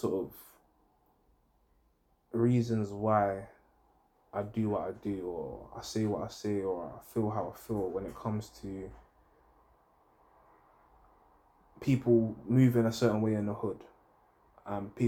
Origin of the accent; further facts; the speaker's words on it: London, United Kingdom; also born or lived in Hackney, London; where I grew up, I was born in Hackney, but a lot of my time was spent in Edmonton, because my mum was basically dropping us to school in Edmonton